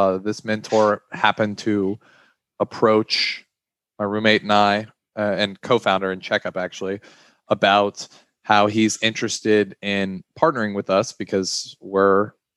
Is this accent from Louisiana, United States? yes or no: yes; Baton Rouge, Louisiana, United States; I'm from Baton Rouge, Louisiana. I'm currently in my final year at LSU, which is here in Baton Rouge